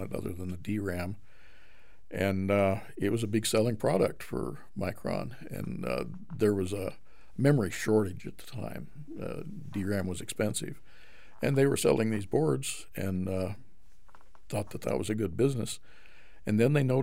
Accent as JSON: {"language": "English", "town": "Boise", "region": "Idaho", "country": "United States", "tie": "born or raised there", "also_born_or_lived": "California", "moved": "as an adult", "said": "Right here. In Boise? In Boise. Okay. So Idaho is your home. In fact, I was born probably half a mile from here"}